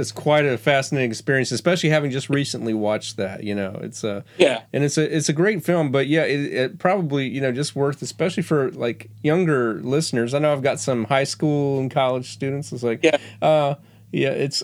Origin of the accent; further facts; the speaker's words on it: the South, United States; I'm from the South